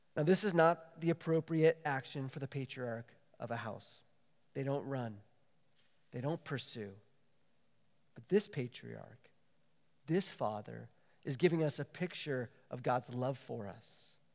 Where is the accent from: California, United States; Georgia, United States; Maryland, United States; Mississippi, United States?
California, United States; San Diego; moved away as an adult; also born or lived in Waco, Texas; growing up in San Diego